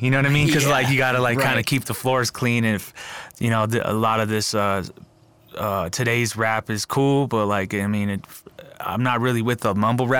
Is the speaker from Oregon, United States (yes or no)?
no; Albuquerque, New Mexico, United States; born there; because I was born in Albuquerque, wasn't necessarily traditionally raised in certain ways, and then I moved out to the res, people looked at me like, yo, you're not really traditional as we are, so you're kind of like that urban native kid